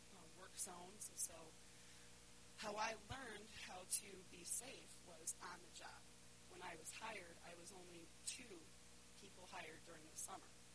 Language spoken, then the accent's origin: English; Winston, Connecticut, United States; I'm from a little town called Winston, and I grew up there my whole life